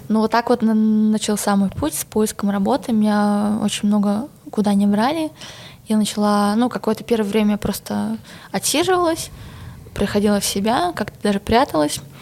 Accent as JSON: {"language": "Russian", "country": "Belarus", "moved": "as an adult", "lives_now": "Moscow, Russia", "said": "я действительно наивная белоруска"}